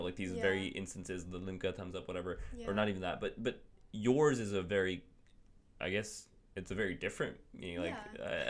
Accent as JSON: {"language": "English", "town": "Kurukshetra", "region": "Haryana", "country": "India", "said": "I'm from Kurukshetra, which is basically where Jyotish or Mahabharata basically took place, and where the Gita was delivered."}